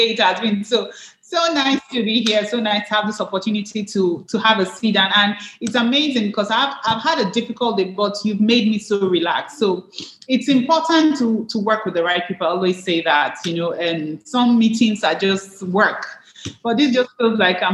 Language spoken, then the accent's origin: English; Nigeria; I'm Nigerian